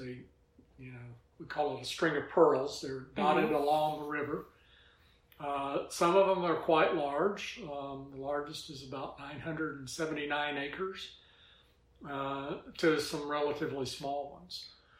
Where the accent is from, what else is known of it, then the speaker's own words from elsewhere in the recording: Atlanta, Georgia, United States; also born or lived in Arizona / Utah / Florida; Atlanta's my hometown. Okay. I grew up here.